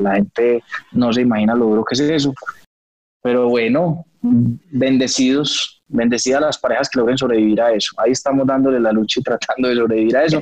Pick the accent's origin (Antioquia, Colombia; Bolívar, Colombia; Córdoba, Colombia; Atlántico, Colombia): Antioquia, Colombia; Nosotros los montañeros